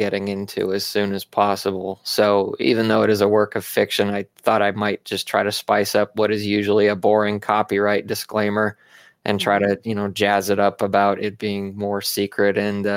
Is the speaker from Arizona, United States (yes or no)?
yes; Arizona, United States; I grew up in Arizona